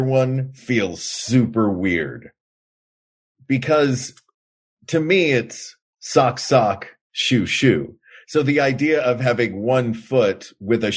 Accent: Tennessee, United States; As a child of Tennessee

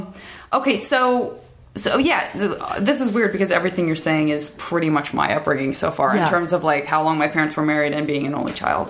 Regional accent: West Coast, United States; I'm from the West Coast

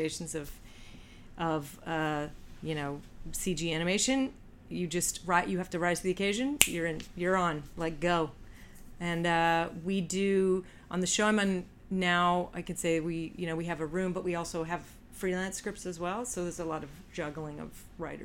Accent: Canada; moved away; I'm Canadian, but I don't speak French

